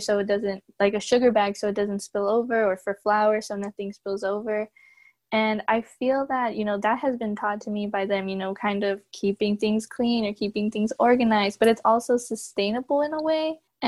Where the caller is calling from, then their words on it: Norwalk, California, United States; I'm calling in from Norwalk, California.